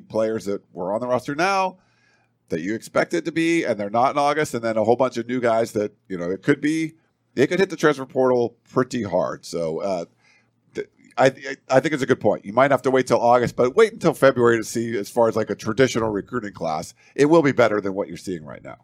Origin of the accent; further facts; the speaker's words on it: East Coast, United States; I'm from the East Coast